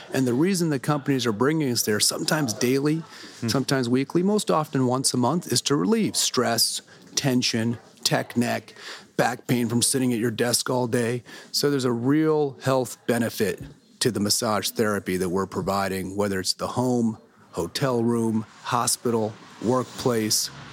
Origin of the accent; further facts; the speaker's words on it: Fresno, California, United States; I hail from Fresno, California, Central Valley, farm town.